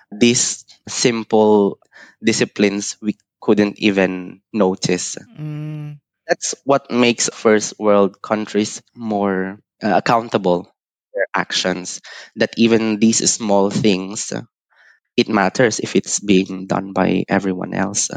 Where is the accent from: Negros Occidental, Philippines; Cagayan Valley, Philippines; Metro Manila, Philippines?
Cagayan Valley, Philippines; Isabela; moved away as an adult; also born or lived in Manila, Philippines / Singapore; now in Switzerland; I'm originally from the Philippines in the northern part uh, in Isabela. And I grew up there